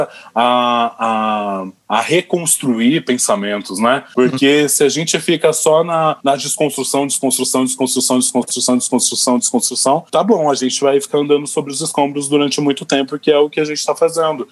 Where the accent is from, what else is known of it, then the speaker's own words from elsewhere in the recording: São Paulo, Brazil; eu sou muito caipira de quebrada